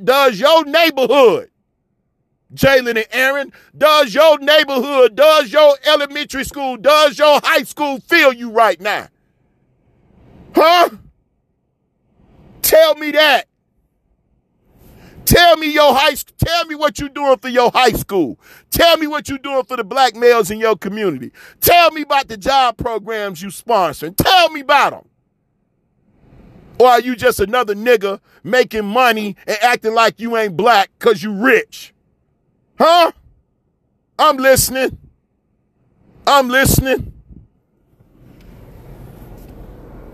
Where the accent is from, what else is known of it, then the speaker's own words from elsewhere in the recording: Chicago, Illinois, United States; moved away; I'm from Chicago